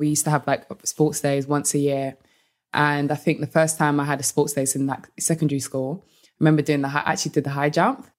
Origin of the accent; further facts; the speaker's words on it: London, United Kingdom; moved away as an adult; also born or lived in United States; being in London and then moving to the U S